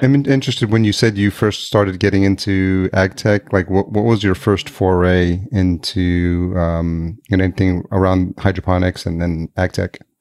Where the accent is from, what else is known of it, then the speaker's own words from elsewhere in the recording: Yonkers, New York, United States; moved away as an adult; also born or lived in Los Angeles, United States; now in Minneapolis, United States; I grew up in Yonkers, New York, just outside uh, Manhattan